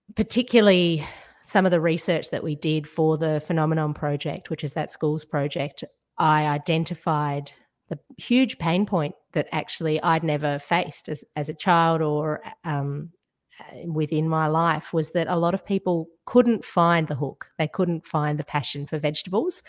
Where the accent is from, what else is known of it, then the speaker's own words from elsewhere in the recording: Georgia; now in Australia; I grew up in Georgia in the former Soviet Union